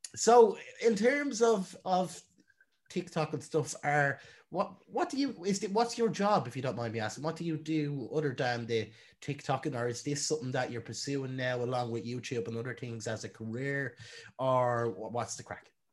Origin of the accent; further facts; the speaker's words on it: Ireland; I'm Irish.